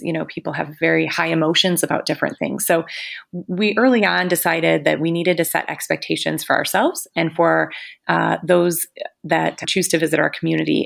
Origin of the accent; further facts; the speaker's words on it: Utica, Michigan, United States; also born or lived in Mount Pleasant, Michigan; now in Frankenmuth, United States; I grew up in Utica, Michigan. That's in Macomb County, down in Southeast Michigan.